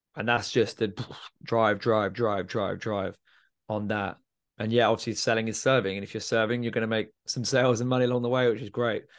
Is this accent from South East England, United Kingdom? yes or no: yes; Milton Keynes, South East England, United Kingdom; I'm from Milton Keynes